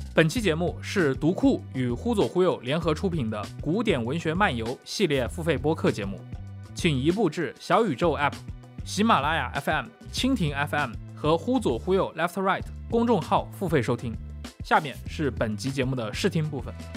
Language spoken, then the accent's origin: Chinese; China; 我们中国人